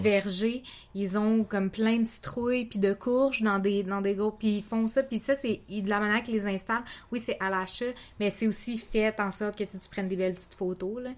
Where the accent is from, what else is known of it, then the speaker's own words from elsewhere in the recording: Quebec, Canada; je suis deux cultures différentes, puis je suis née au Québec